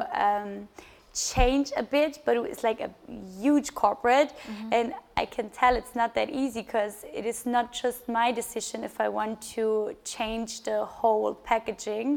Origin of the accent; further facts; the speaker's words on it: Bavaria, Germany; my co-founder Christian and and me, we are from Bavaria